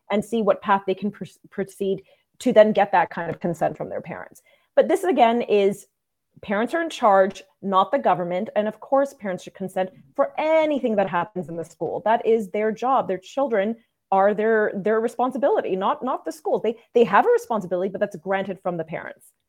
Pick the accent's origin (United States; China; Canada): Canada; Saint John, New Brunswick; moved away; I was born in New Brunswick